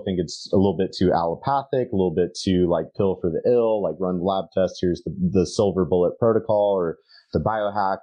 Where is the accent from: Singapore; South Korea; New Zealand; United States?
United States; speaking as an American